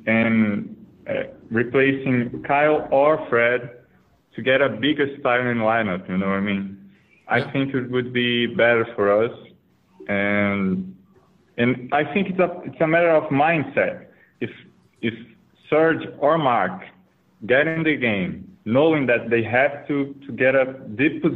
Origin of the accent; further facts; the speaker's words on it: Campo Grande, Mato Grosso do Sul, Brazil; I'm really from Brazil.